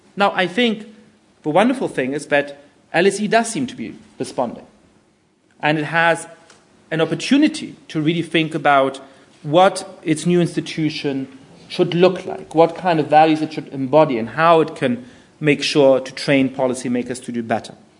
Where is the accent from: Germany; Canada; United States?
Germany; moved away as an adult; also born or lived in United Kingdom; I grew up in Germany